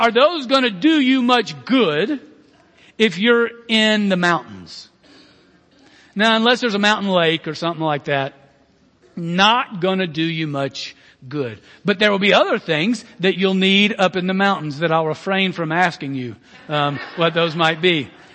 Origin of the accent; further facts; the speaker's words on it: Birmingham, Alabama, United States; I'm Southern American being born and raised in Birmingham, um, Alabama